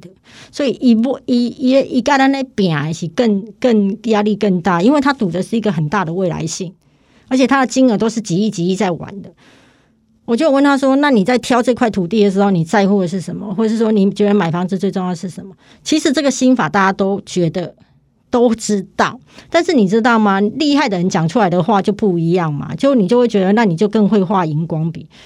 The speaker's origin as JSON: {"language": "Chinese", "region": "Kaohsiung", "country": "Taiwan", "said": "我是高雄人嘛，那其实我买的房子就是我目前在台北房子两间，高雄一间嘛"}